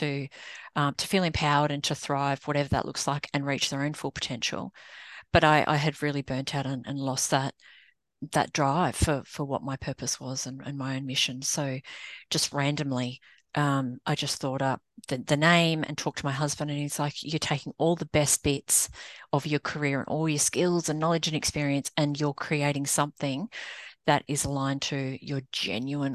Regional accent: Australia; moved away as an adult; now in United States; I'm an Aussie, but living in the US

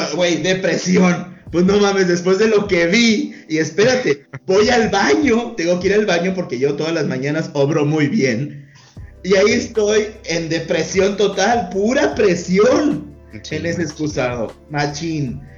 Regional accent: Sinaloa, Mexico; somos de Sinaloa

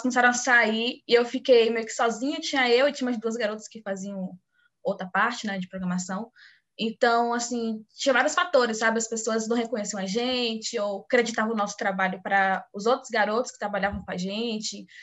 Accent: Bahia, Brazil; sou aqui da Bahia também

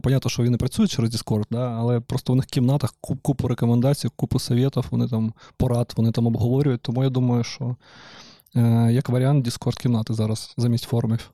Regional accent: Donetsk, Donetsk Oblast, Ukraine; moved away; я ж з Донецька

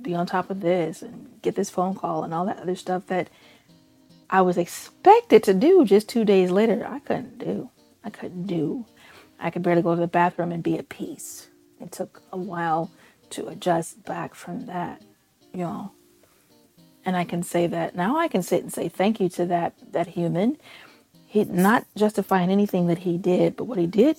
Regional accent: Chicago, Illinois, United States; I grew up in Chicago streets. I know Chicago streets

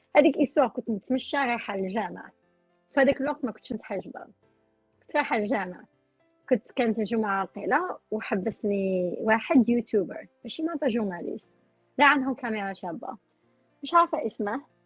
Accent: Oran, Oran Province, Algeria; now in United States; حنا عندنا في وهران انا وهرانيه

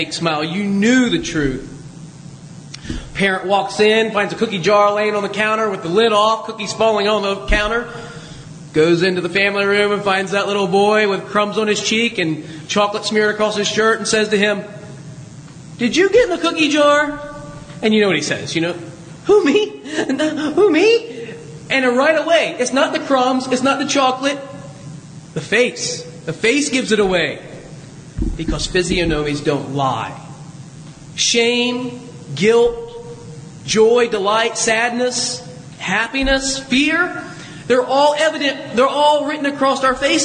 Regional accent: Southwest Ohio, United States; moved away; I grew up in Southwest Ohio

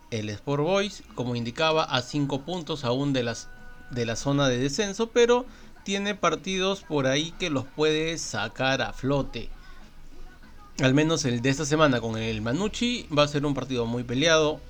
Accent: Peru; soy peruano

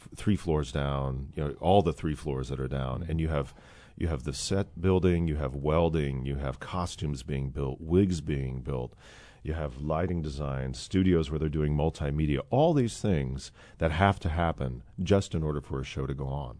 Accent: Midwest, United States; I'm born and raised in the Midwest.

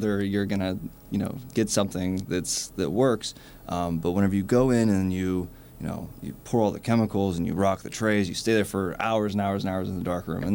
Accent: Pittsburgh, Pennsylvania, United States; moved away as an adult; now in Brooklyn, United States; I'm originally from Pittsburgh.

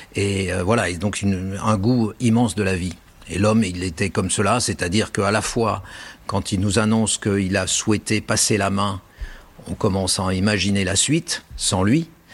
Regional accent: Lyon, Auvergne-Rhône-Alpes, France; je suis lyonnais

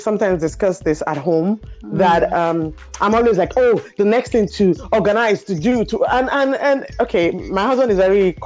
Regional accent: Nigeria; now in Sweden; I'm Nigerian

